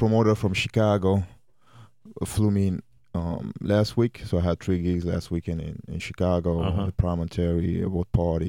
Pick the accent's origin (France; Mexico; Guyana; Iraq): France; moved away; also born or lived in Cameroon; I'm originally from Cameroon, born and raised in France.